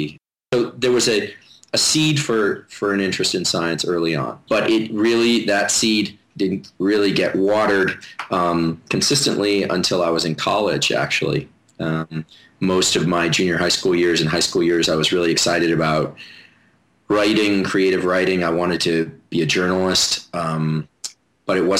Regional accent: Palo Alto, California, United States; now in San Diego, United States; I actually grew up in Palo Alto

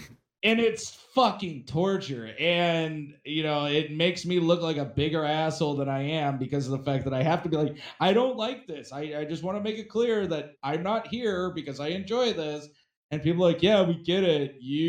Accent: Wisconsin, United States; Yeah. Hey, I'm from Wisconsin.

